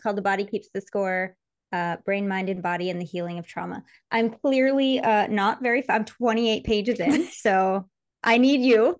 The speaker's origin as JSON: {"language": "English", "region": "Michigan", "country": "United States", "tie": "born or raised there", "moved": "as an adult", "said": "I was just in my hometown in Michigan, and I forgot, like as a kid, which is when I left, I was 20 when I left"}